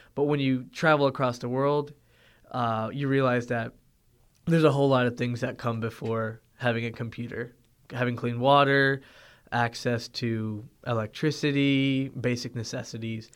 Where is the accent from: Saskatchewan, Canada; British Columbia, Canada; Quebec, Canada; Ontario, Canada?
Ontario, Canada; Toronto; moved away; also born or lived in Findlay, Ohio; growing up in Toronto, Ontario